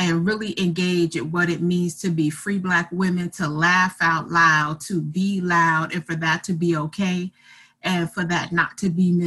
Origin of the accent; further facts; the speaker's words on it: New York City, New York, United States; also born or lived in Atlanta, Georgia; now in Charlotte, United States; I'm originally from Brooklyn, New York